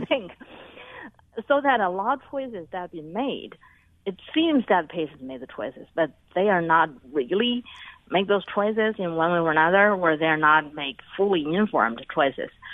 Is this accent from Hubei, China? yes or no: no; Beijing, China; moved away as an adult; also born or lived in United States; I was born and raised in Beijing, um, but I, my whole adult life was in the United States, United States